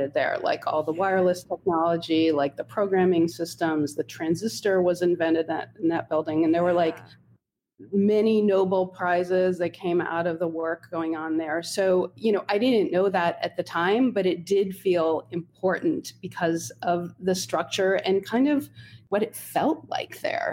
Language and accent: English; Holmdel, New Jersey, United States; I grew up in Homedale, New Jersey, which is it's a suburban town about 45 minutes outside of New York City